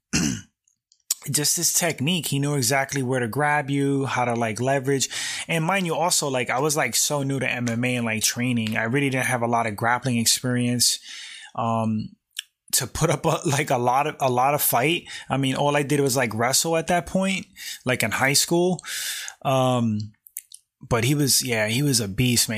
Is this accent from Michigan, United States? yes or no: no; New York City, New York, United States; I grew up in New York, uh, specifically Bronx, New York